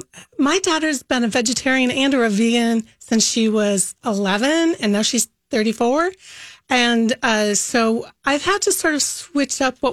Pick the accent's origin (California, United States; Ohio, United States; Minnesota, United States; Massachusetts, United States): Minnesota, United States; if we make hot dish, it means we're from Minnesota